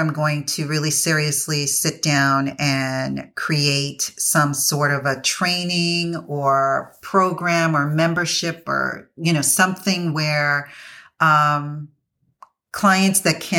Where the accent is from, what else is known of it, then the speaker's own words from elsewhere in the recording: U.S. Virgin Islands; And it's centered on where I grew up in the Virgin Islands and the effects that it's had on there.